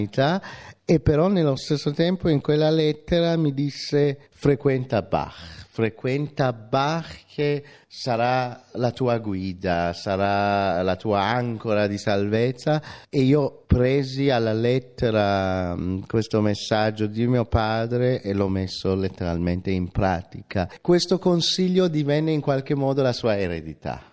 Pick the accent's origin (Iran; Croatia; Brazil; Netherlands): Iran; moved away; mi ricordo dell'Iran di allora, ovviamente pre, pre-islamica, sono le nostre vacanze al Mar Caspio con la mia famiglia, dove si andava d'estate